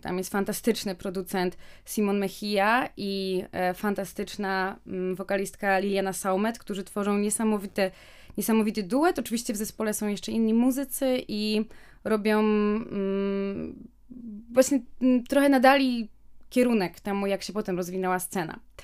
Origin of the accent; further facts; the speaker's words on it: Wrocław, Lower Silesian Voivodeship, Poland; moved away as an adult; also born or lived in Kraków / Chile; ja, choć jestem z Wrocławia, to wyjechałam na studia do Krakowa